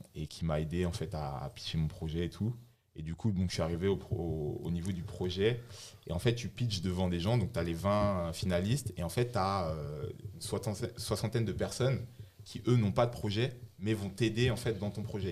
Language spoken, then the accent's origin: French; Bordeaux, Nouvelle-Aquitaine, France; moved away as an adult; also born or lived in Laval; now in Paris, France; je suis originaire de Laval. J'ai vécu toute mon enfance à, Bordeaux et ça fait trois ans que je suis sur Paris.